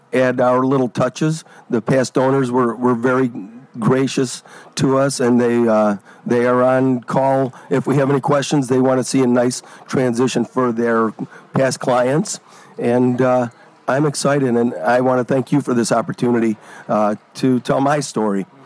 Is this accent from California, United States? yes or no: no; Oak Forest, Illinois, United States; moved away as an adult; also born or lived in Tinley Park; now in Ontario, Canada; I grew up in the southern suburbs, and uh, I, we, I grew up in Oak Forest